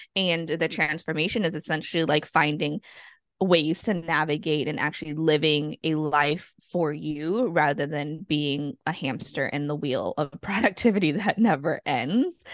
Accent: Massachusetts, United States; now in Guam; I'm originally from Massachusetts, and I'm a child of immigrants and refugees

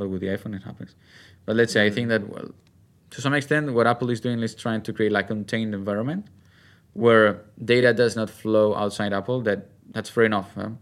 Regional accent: Spain; my home country, from Spain

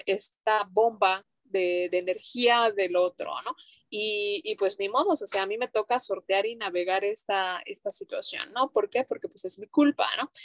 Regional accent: Mérida, Yucatán, Mexico; nosotras eh, somos de Mérida, Yucatán, México

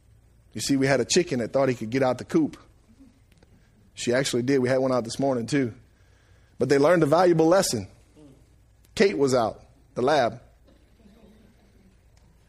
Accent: Franklin, United States; I was born and raised in Franklin.

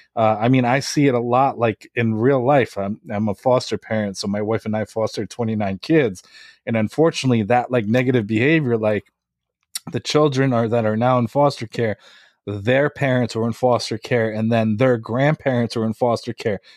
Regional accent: Lviv, Lviv Oblast, Ukraine; now in United States; I'm from Lviv, Ukraine. I was born there, and then I immigrated here.

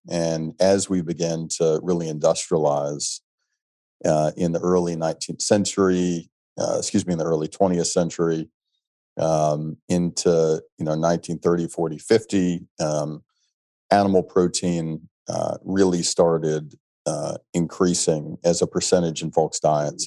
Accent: Alabama, United States; moved away; growing up in Alabama

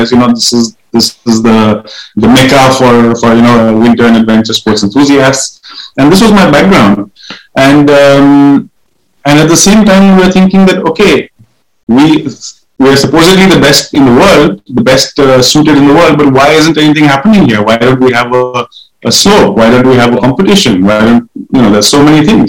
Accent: India; I was born in the Himalayas

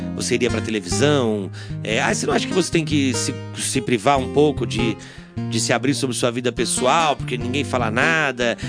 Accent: Bauru, São Paulo, Brazil; born or raised there

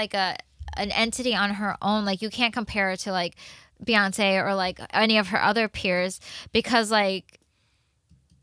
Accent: the South, United States; I'm a girl from the South

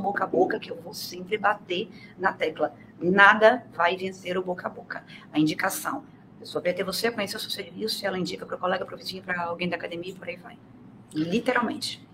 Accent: Itaí, interior of Bahia, Brazil; now in Espírito Santo, Brazil; moro no Espírito Santo, mas como eu frisei aqui, eu sou baiana, do interior da Bahia, eu sou itaiense

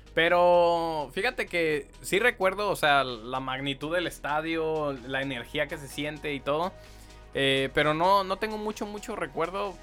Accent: Guadalajara, Jalisco, Mexico; yo soy de Guadalajara

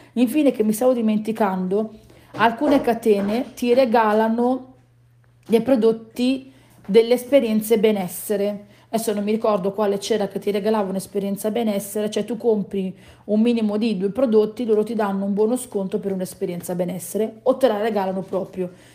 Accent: Southern Italy, Italy; noi che siamo terroni

